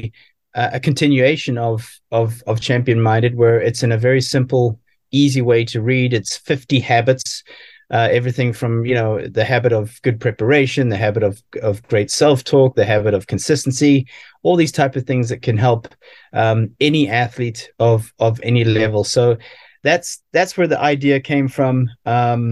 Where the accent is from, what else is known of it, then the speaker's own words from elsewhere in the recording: South Africa; as an athlete growing up in South Africa